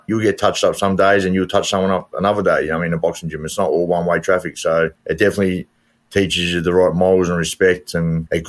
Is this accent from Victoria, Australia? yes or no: yes; Melbourne, Victoria, Australia; Yeah, I mean, I believe it was a better time. It was a good era. It was a working class area. You had your mates. We didn't have much as kids, but we made do with what we had